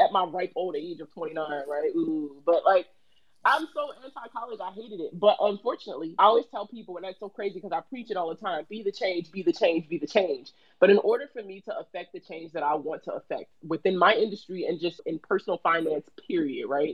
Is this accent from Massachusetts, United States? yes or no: no; Baltimore, Maryland, United States; I'm from Baltimore, so Baltimore City public school system